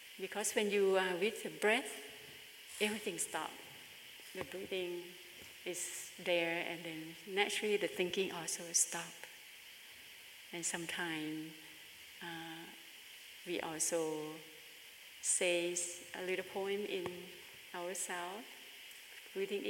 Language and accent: English; Bangkok, Thailand; moved away; my hometown is in Bangkok in Thailand